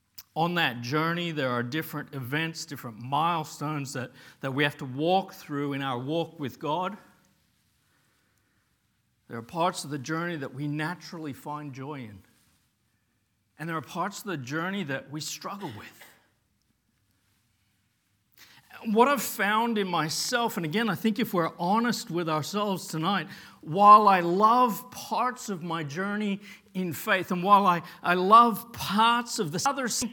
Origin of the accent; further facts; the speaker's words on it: Papua New Guinea; and we lived in Papua New Guinea. I grew up in Papua New Guinea as a kid, and we lived in a village.